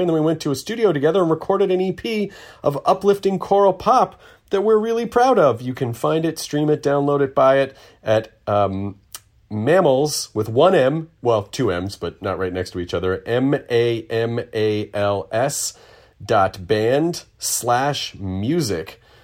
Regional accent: Memphis, Tennessee, United States; I grew up in Memphis

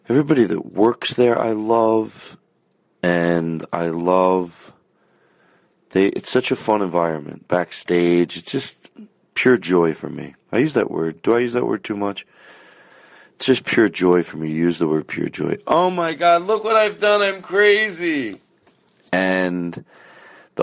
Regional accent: Philadelphia, Pennsylvania, United States; accent: Philadelphia; my Philadelphia accent

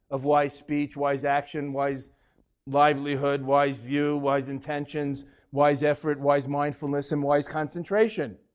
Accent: Boston, Massachusetts, United States; Uh, Ted Williams. I'm from Boston.

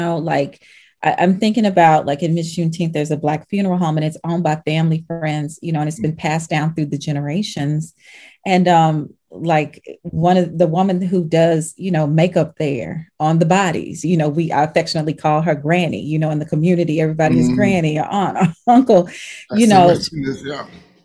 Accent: the South, United States; I'm from the South

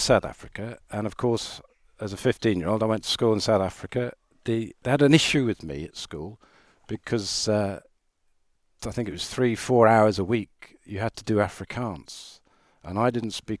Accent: Ireland; So road racing was very much, you know, I'm Irish, and that's part of the culture there.

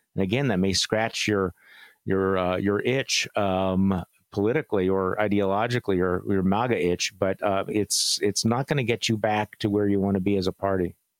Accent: Wisconsin, United States; my home state of Wisconsin

